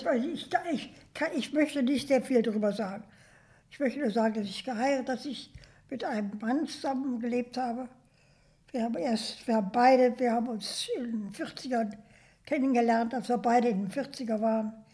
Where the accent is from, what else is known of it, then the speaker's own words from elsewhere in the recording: Germany; moved away as an adult; also born or lived in New York, United States; dass ich Deutsch war